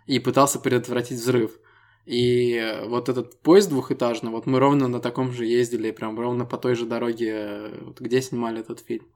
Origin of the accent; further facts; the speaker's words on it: Estonia; Мы ребята из Эстонии